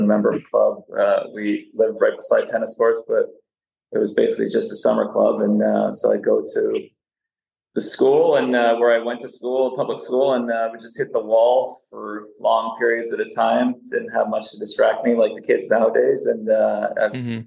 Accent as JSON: {"language": "English", "country": "Canada", "tie": "born or raised there", "also_born_or_lived": "Serbia", "first_language": "Serbian", "said": "I moved from Serbia to Canada in 1976. I was four, uh, only spoke Serbian"}